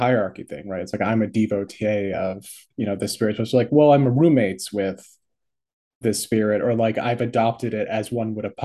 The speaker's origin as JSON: {"language": "English", "region": "New England", "country": "United States", "said": "I'm from New England"}